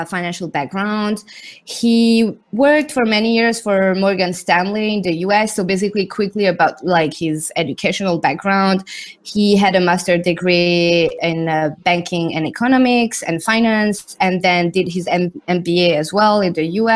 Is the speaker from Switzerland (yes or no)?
yes; Switzerland; moved away as an adult; also born or lived in Zurich / London; My dad is Thai. My mom is Indian, and I grew up in Switzerland